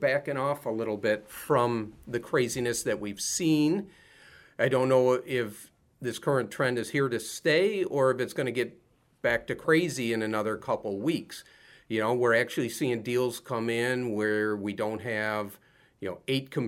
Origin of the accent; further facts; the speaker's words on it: Rochester, New York, United States; I grew up here in Rochester